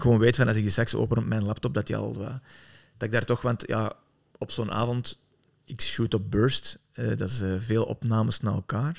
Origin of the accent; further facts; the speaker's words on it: Antwerp, Flanders, Belgium; ik ben zelf van Antwerpen